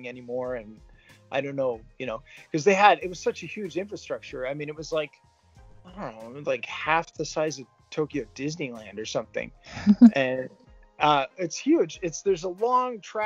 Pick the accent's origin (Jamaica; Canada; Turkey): Canada; Vancouver, British Columbia; moved away as an adult; also born or lived in United States; now in Japan; I grew up in North America, mostly in Canada, in Vancouver